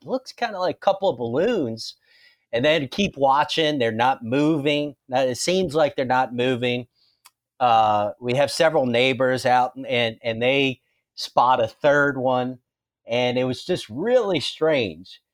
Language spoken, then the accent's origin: English; New Orleans, Louisiana, United States; now in Baton Rouge, United States; I grew up in the New Orleans area